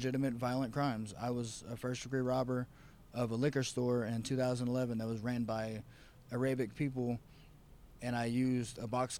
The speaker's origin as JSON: {"language": "English", "region": "the South", "country": "United States", "said": "I'm from the South and I'm backwards"}